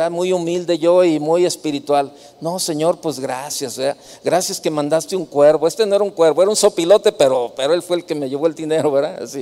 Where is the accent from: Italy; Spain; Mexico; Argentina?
Mexico; Jalisco; El hambre me tumba, soy de Jalisco